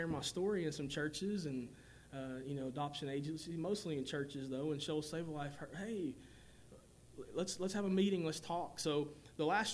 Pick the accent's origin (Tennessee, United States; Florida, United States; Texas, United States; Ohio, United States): Tennessee, United States; Whitwell; where I grew up in 1982 in Tennessee, right outside of Chattanooga